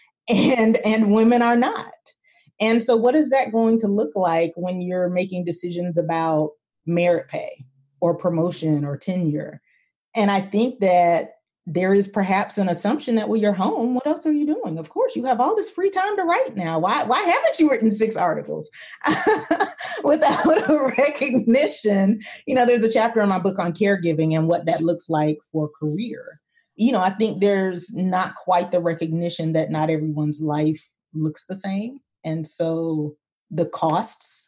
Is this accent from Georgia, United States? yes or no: yes; Albany, Georgia, United States; moved away; my hometown of 70, 75-ish thousand people